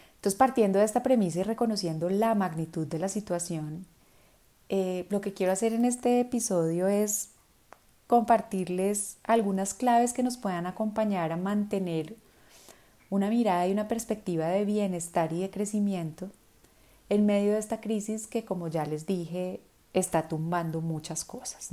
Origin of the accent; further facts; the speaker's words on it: Colombia; en Colombia, en mi país